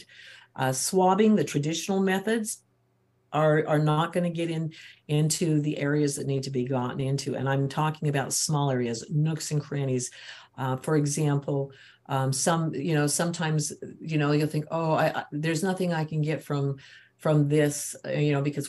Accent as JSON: {"language": "English", "region": "Utah", "country": "United States", "said": "I'm from Utah and there's a lot of churches here"}